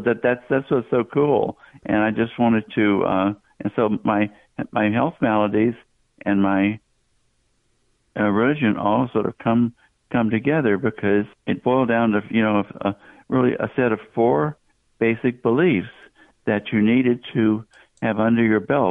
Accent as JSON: {"language": "English", "region": "Southeast", "country": "United States", "tie": "born or raised there", "said": "I grew up in the southeastern part of the country"}